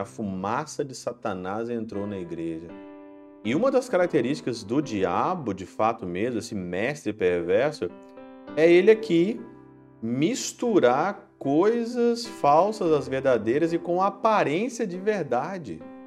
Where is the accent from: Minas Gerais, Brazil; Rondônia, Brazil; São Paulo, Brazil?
Minas Gerais, Brazil; na minha terra, na região de Minas Gerais, muito famoso São Sebastião desde criança